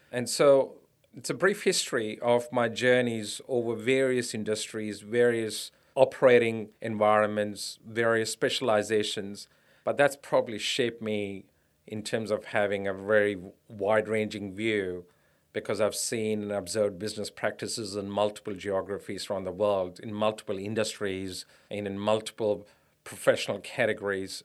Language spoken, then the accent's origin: English; India; moved away as an adult; also born or lived in United States; now in Australia; I grew up in India, a middle class family in India